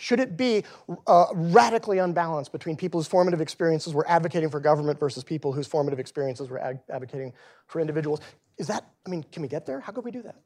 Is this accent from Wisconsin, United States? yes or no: no; Texas, United States; moved away; back in my home state of Texas